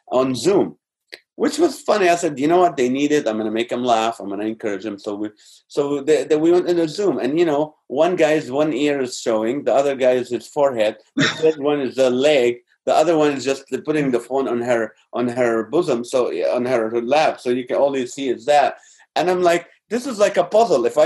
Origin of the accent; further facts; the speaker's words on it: Malaysia; just because I'm a Malaysian, I don't want you to think I want you to cook every single day.